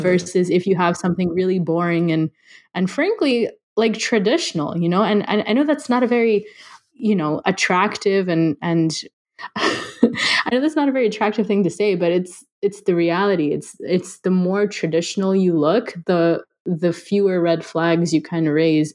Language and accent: English; Los Angeles, California, United States; also born or lived in India; growing up